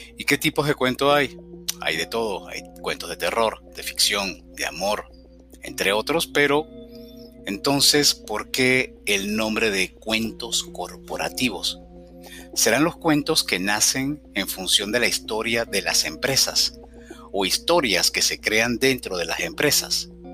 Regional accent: Caracas, Capital District, Venezuela; moved away as an adult; also born or lived in Cumaná, Venezuela / Montreal, Canada; Al poco tiempo de nacer nos mudamos a Caracas, la capital del país, y donde viví aproximadamente unos 38 años

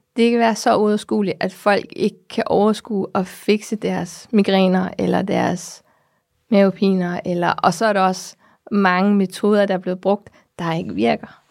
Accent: Namibia; moved away; jeg kommer fra Namibia, som jeg sagde der i starten, og det er solskinslandet

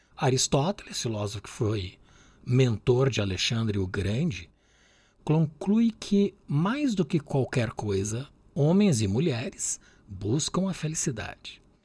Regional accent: Brazil; mim que sou brasileiro

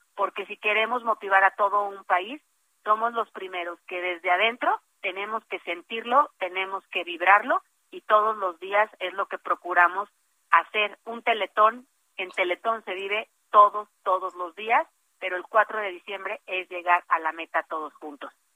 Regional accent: Mexico

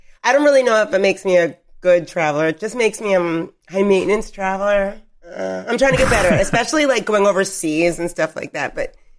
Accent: United States; As an American, we just we just fly over here

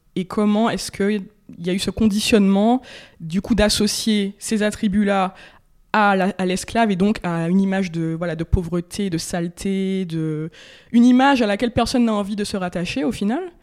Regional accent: Martinique; j'ai grandi en Martinique, où je suis née, où voilà, j'ai mes racines, ma famille

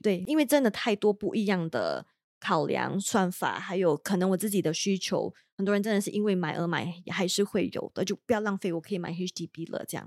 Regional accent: Malaysia; now in Singapore; 我们马来西亚人会更加不懂嘛

